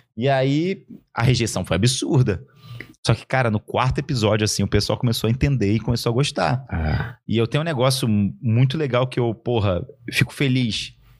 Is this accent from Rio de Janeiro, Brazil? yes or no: no; Araguari, Minas Gerais, Brazil; moved away; eu sou de Araguari, Minas Gerais. Eu fui criado com uma família e com uma galera e com uma vizinhança